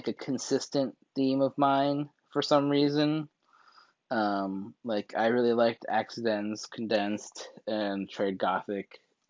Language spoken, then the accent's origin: English; Seoul, South Korea; also born or lived in Colorado, United States; I was from South Korea.